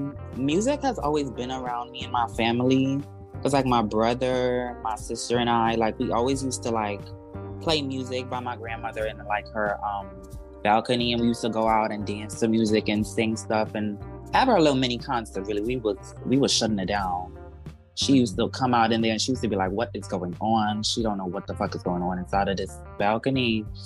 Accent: Trinidad & Tobago; I am a Trinidadian born rapper / singer / producer.

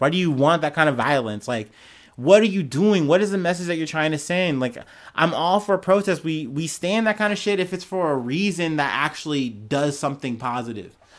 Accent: United States; as an American, as a black man, I've seen this happen in my country a lot

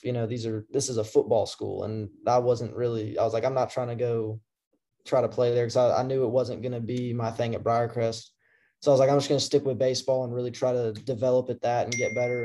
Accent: Memphis, Tennessee, United States; also born or lived in Cordova, Tennessee / Collierville, Tennessee; I grew up in the Memphis area too. I lived I lived in Cordova

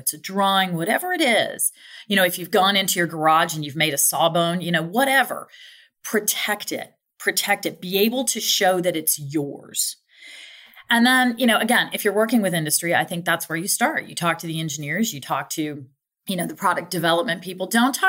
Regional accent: Ohio, United States; I mean, I'm from Ohio, so I know what Toledo looks like.

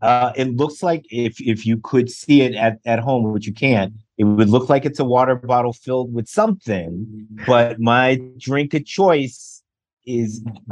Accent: Harvey, Illinois, United States; also born or lived in Robbins, Illinois; I was born in Harvey, Illinois, but lived in Robbins, Illinois. We moved back to Harvey when I was 10.

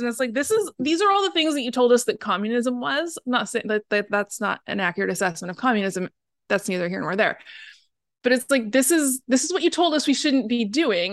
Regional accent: Portland, Oregon, United States; I'm from Portland

